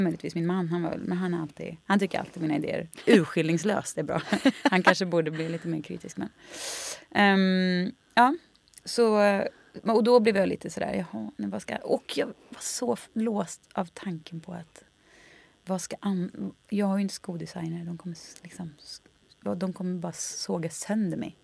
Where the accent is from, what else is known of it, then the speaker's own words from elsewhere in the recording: Skaraborg, Västra Götaland, Sweden; jag tror vi kommer från liksom Slätta, Skaraborg